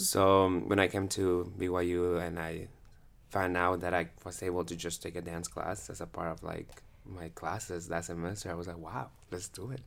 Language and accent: English; Guatemala City, Guatemala Department, Guatemala; moved away as an adult; also born or lived in Peru; now in Utah, United States; I'm from Guatemala, Guatemala City, and I moved to Utah, uh, s, around eight years ago. So, I grew up all the E's, um, in Guatemala.